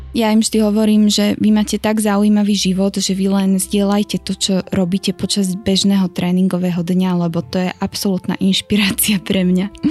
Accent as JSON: {"language": "Slovak", "town": "Šamorín", "region": "Trnava Region", "country": "Slovakia", "tie": "born or raised there", "also_born_or_lived": "Miami", "said": "som hrdá šamorínčanka."}